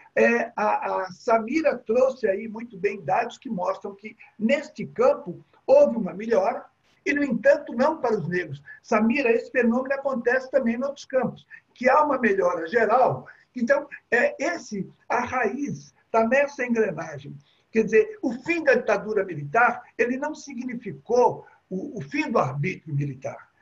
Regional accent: Belo Horizonte, Minas Gerais, Brazil; eu sou de Belo Horizonte

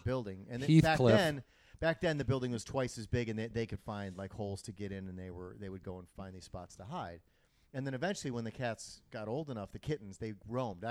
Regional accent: Wisconsin, United States; now in Los Angeles, United States; I come from Wisconsin

